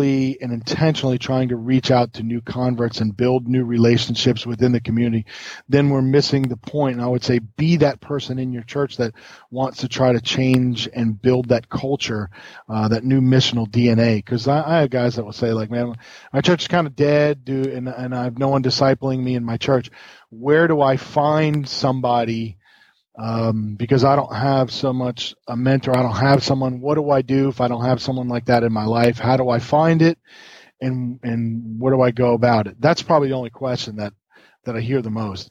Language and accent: English; New York, United States; now in the South, United States; And I grew up in New York, like where it was cold